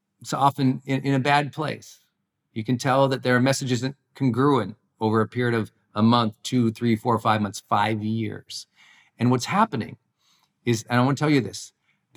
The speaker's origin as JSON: {"language": "English", "region": "Montana", "country": "United States", "tie": "born or raised there", "moved": "yes", "said": "my home state where I grew up in Montana"}